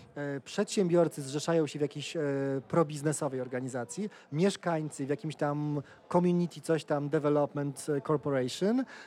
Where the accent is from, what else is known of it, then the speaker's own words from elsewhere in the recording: Poland; w Polsce przekonanie cały czas, a ja się wychowałem w latach 90.